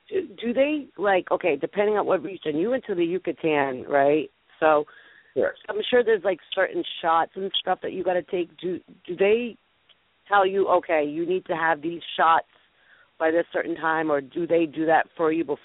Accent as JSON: {"language": "English", "region": "New England", "country": "United States", "said": "So we I'm from New England. I'm in Rhode Island, so."}